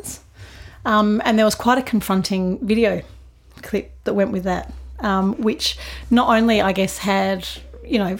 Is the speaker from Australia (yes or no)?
yes; Adelaide, South Australia, Australia; moved away as an adult; I grew up in Adelaide. I was born here, raised here, and then spent quite a lot of time overseas and then came back and settled here